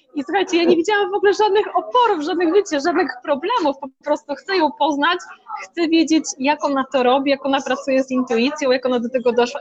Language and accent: Polish; Szczytno, Warmian-Masurian Voivodeship, Poland; moved away as an adult; now in Tricity, Poland; ja pochodzę z Mazur, z małej miejscowości Szczytno